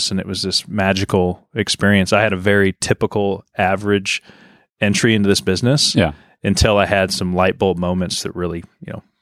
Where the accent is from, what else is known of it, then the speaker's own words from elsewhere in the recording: Oregon, United States; Yeah, no, I grew up in Oregon. We moved around a lot growing up, but uh, settled in Oregon